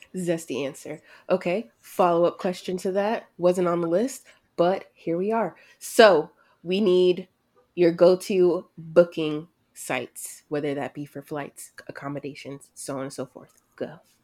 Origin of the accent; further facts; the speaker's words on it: United States; "Where are you from?" You say the United States.